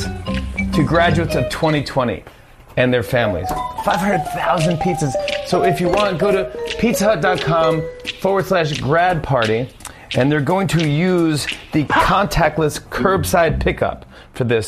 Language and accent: English; New York, United States; I'm from New York, born and raised in New York